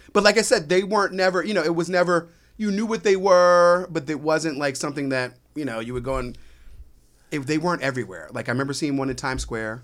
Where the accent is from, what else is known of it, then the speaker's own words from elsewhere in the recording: Reston, Virginia, United States; moved away; also born or lived in New York; where I grew up in, uh, Northern Virginia and, uh, in the town called Herndon, so I grew up in Reston.